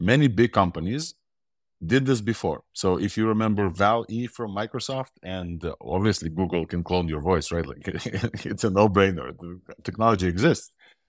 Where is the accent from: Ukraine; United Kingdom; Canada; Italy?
Ukraine; born there; accent: mixed accent; English is a second language; also born or lived in Israel; I have an accent. I was born in Ukraine, lived in Israel for 20 years. So my accent is a mixed accent.